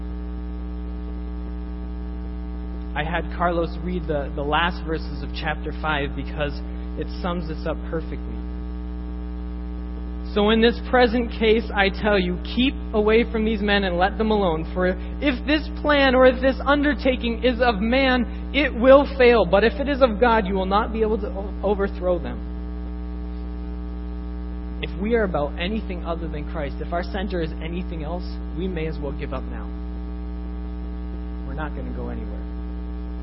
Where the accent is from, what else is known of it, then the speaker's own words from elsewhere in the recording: Canada; I'm first Canadian